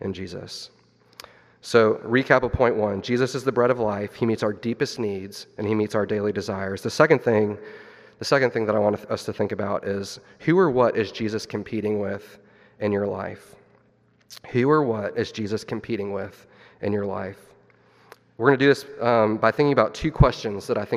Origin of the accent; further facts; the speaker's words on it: Missouri, United States; my wife and I, we grew up in Missouri